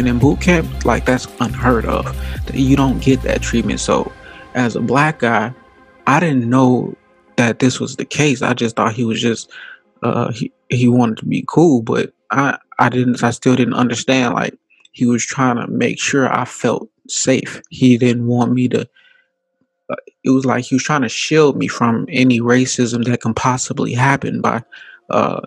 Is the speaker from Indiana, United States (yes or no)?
yes; Gary, Indiana, United States; moved away as an adult; I come from Gary, Indiana, predominantly black. I didn't have any white friends. I had some white teachers